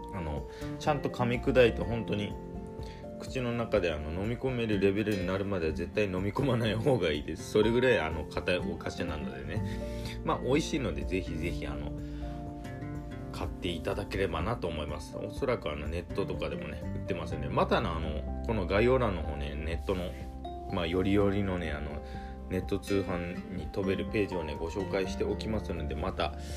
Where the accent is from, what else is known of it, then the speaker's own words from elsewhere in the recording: Nagasaki, Japan; 地元 が長崎県なんですけども